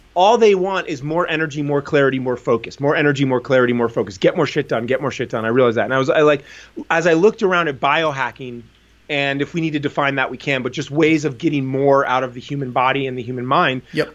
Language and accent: English; New Jersey, United States; I grew up in New Jersey